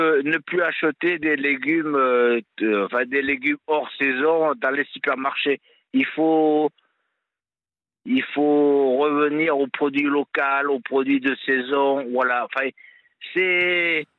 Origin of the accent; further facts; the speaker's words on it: Auvergne-Rhône-Alpes, France; moved away; also born or lived in Montpellier area; je suis auvergnat, donc j'ai grandi euh, avec, à la, avec des copains, des copines à la ferme